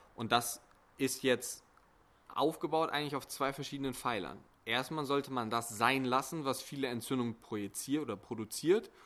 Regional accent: Bonn, North Rhine-Westphalia, Germany; also born or lived in Essen; hier in Deutschland, in Bonn. Ähm, da komme ich auch her, beziehungsweise ich studiere in Essen

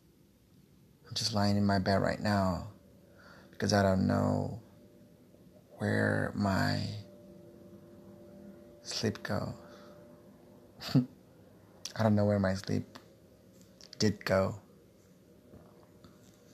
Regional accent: Brazil; English is a second language; also born or lived in Guarulhos, São Paulo; I'm from Brazil.

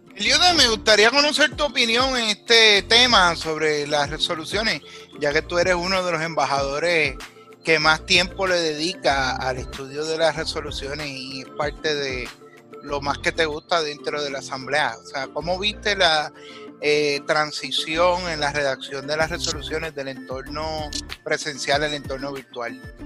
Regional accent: Puerto Rico; los puertorriqueños no solo somos ciudadanos americanos o ciudadanos de Puerto Rico

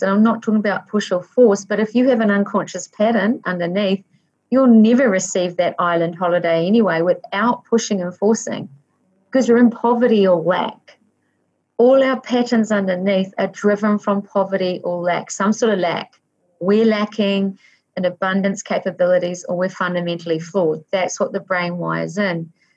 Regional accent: Waikato, New Zealand; I was born in the Waikato in New Zealand

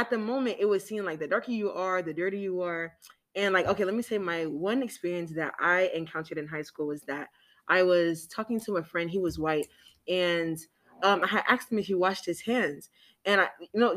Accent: Atlanta, Georgia, United States; I'm actually from Atlanta

